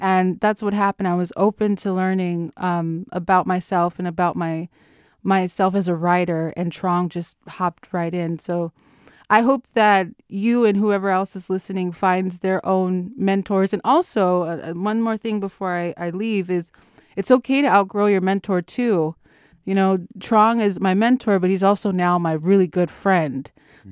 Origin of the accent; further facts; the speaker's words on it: Los Angeles, California, United States; moved away as an adult; now in Oakland, United States; I moved from Los Angeles to uh, Oakland about six years ago because I uh, attended Mills College